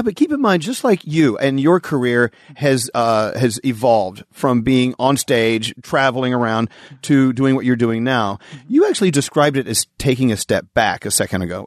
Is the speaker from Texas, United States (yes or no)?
yes; Texas, United States; growing up in the Bible Belt in Texas